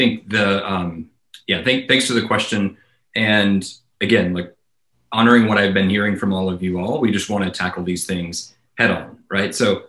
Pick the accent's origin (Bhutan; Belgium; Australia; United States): United States; the South; moved away; So I grew up in the South and I left the South candidly because I found people didn't shoot as straight as I wanted to shoot.